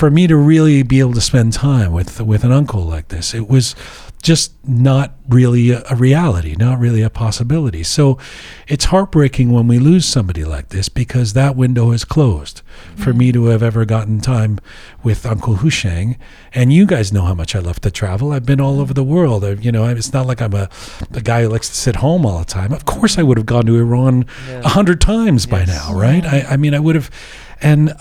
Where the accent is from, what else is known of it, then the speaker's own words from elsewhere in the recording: England, United Kingdom; now in Canada; Despite the fact that I'm a Canadian citizen, despite the fact that I was born in England, I'm a British Canadian citizen.